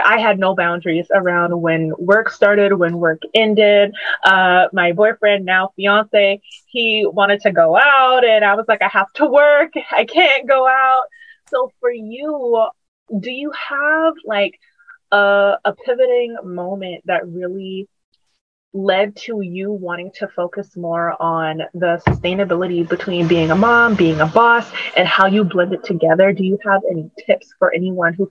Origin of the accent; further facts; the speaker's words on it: Charleston, South Carolina, United States; moved away as an adult; now in Charlotte, United States; My brand in my hometown where I was at before I moved